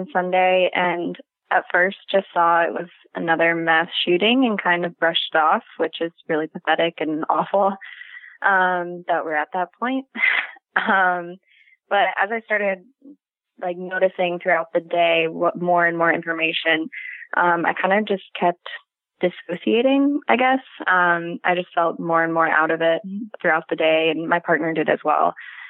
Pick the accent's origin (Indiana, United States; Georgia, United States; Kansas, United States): Indiana, United States; Indianapolis; No, I'm from Indianapolis.